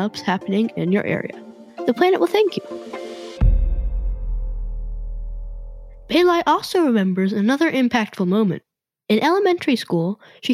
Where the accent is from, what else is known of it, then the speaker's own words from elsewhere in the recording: California, United States; my home state of California